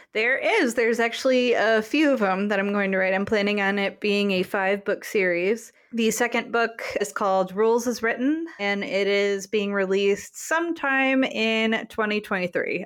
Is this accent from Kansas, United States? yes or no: no; Grand Rapids, Michigan, United States; my hometown of Grand Rapids